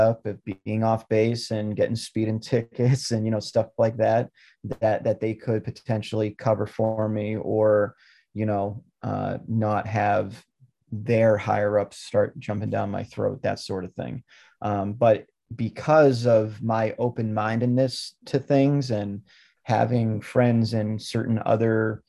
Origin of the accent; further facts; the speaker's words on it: Lynn, Massachusetts, United States; born there; And there was a General Electric plant in the city that I was born in Lynn, Massachusetts.